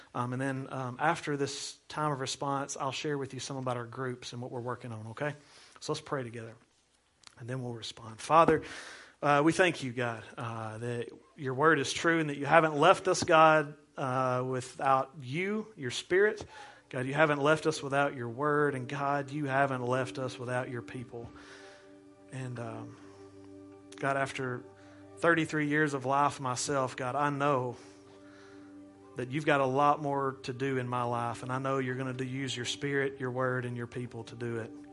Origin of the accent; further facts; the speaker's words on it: United States; as an American